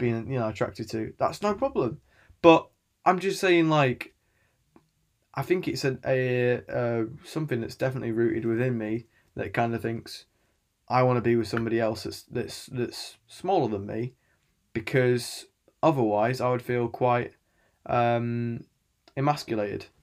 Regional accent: England, United Kingdom; I'm from England and I live in England

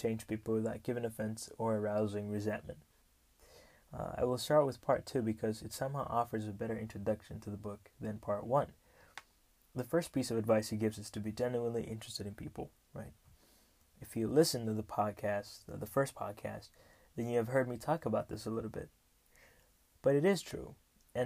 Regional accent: Rwanda; I come from Rwanda, the beautiful, beautiful country of 1,000 hills

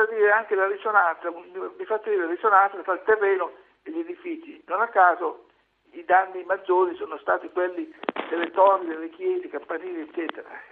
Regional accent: Rimini, Emilia-Romagna, Italy; Non sono bolognese, sono riminese io, ah. romagnolo.

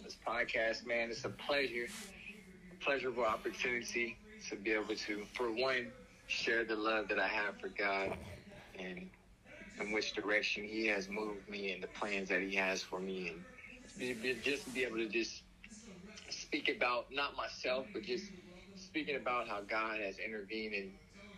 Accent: Oakland, California, United States; now in Stockton, United States; I'm from Oakland, California. I've lived in Stockton for some time now

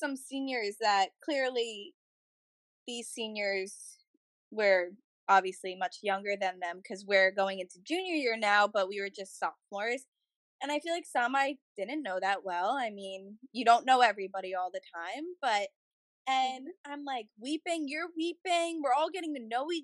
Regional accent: New Jersey, United States; I'm usually from North Jersey

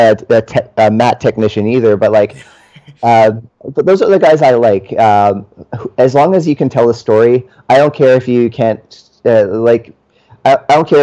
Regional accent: Canada; a Canadian

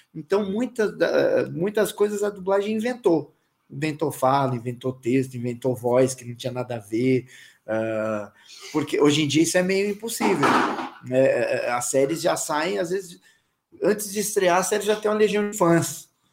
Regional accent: São Paulo, Brazil; eu sou paulista

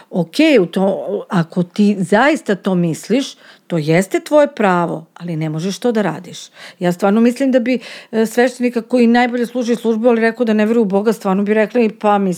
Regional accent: Serbia; kod nas u Srbiji ne postoje protokoli

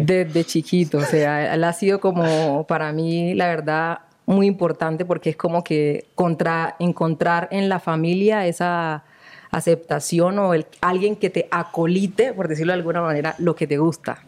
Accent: Chocó, Colombia; moved away; also born or lived in Condoto / Buenaventura; yo soy criada eh, en, en el Chocó

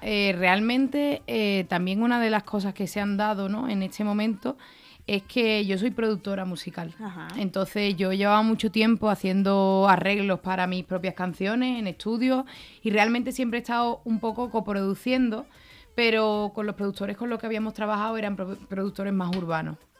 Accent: the same land as Paco de Lucía, Andalusia, Spain; que es de mi tierra también

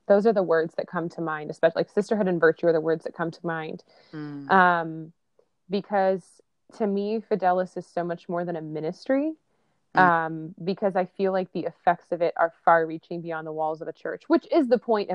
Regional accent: Indianapolis, Indiana, United States; moved away as an adult; also born or lived in New York City; now in Nashville, United States; I am originally from a suburb of Indianapolis, Indiana

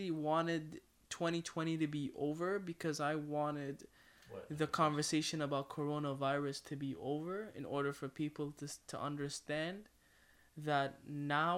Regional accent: Ottawa, Ontario, Canada; I'm from Ottawa, Ontario.

